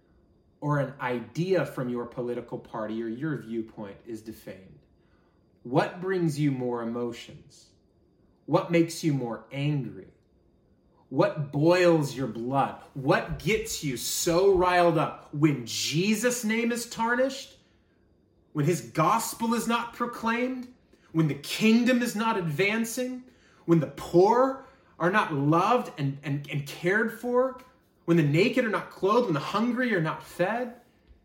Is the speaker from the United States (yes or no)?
yes; United States; We as an American church